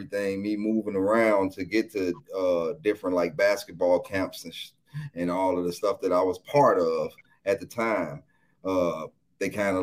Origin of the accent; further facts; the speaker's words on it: Chicago, Illinois, United States; I'm from Chicago, east side of Chicago. You know what I'm saying? Technically the south side of Chicago, but east side of Chicago